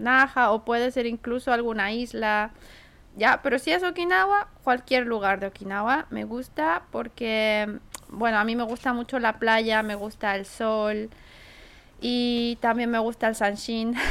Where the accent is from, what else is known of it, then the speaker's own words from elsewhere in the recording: Santiago, Santiago Metropolitan Region, Chile; now in Tokyo, Japan; cuando era niña, bueno, en Chile, vivía en Santiago